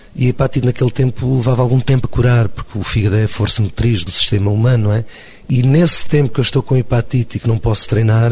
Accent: Lisbon, Portugal; eu sou do extinto Casal Ventoso, não é? Portanto, digamos que eu já não posso ir passar o Natal à minha terra porque já não existe

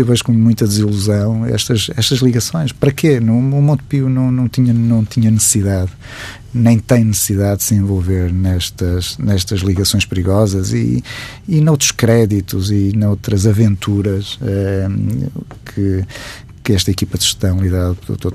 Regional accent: Matosinhos, Norte, Portugal; eu sou de Matosinhos

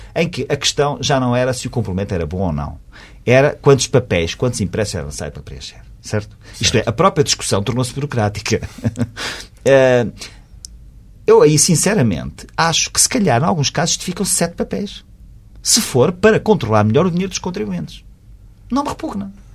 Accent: Portugal; como português, como contribuinte

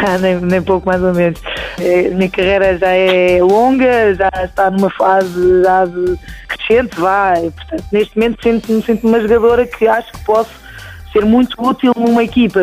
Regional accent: Portugal; sou português

